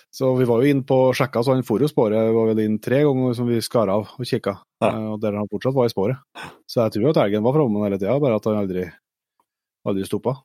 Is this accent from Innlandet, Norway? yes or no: no; Trøndelag, Norway; Vi er jo trøndere